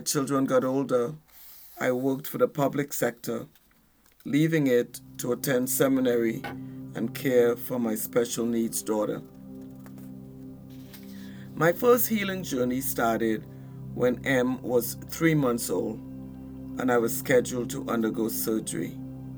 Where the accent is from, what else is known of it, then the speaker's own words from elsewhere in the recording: Trinidad & Tobago; moved away as an adult; now in United States; I'm originally from Trinidad and Tobago, an island in the Caribbean